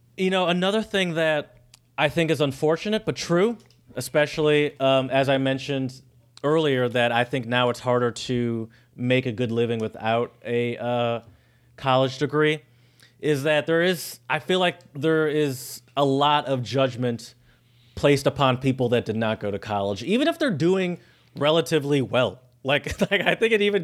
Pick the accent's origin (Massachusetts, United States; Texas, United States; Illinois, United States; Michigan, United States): Michigan, United States; we're from Michigan. That. We have all the big car companies here in Michigan